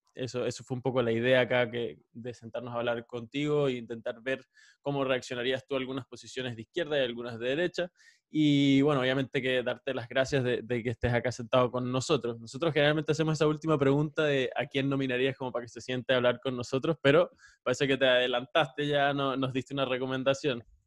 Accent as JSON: {"language": "Spanish", "town": "Caracas", "region": "Capital District", "country": "Venezuela", "said": "yo soy venezolano, yo nací en Caracas"}